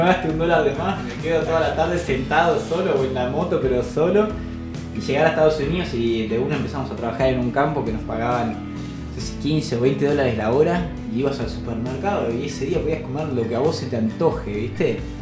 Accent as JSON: {"language": "Spanish", "country": "Argentina", "said": "vengo desde Argentina"}